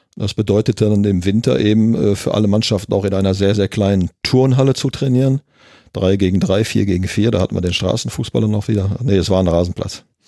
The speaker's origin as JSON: {"language": "German", "town": "Gelsenkirchen", "region": "North Rhine-Westphalia", "country": "Germany", "tie": "born or raised there", "said": "ich bin ja gebürtiger Gelsenkirchener, in Gelsenkirchen-Ückendorf geboren"}